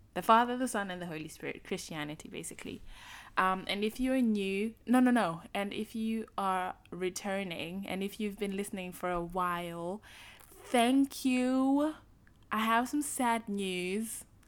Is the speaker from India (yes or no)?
no; Zimbabwe; I'm from Zimbabwe